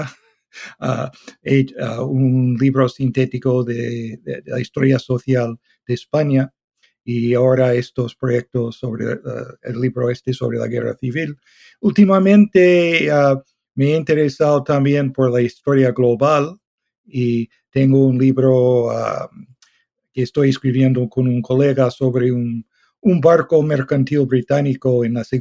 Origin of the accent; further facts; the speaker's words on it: Canada; also born or lived in Toronto / London; canadiense, hice la carrera en la Universidad de Toronto, luego mi doctorado en la Universidad de Londres